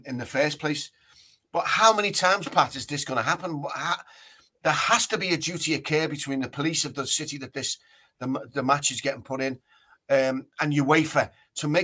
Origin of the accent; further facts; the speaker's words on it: England, United Kingdom; we're English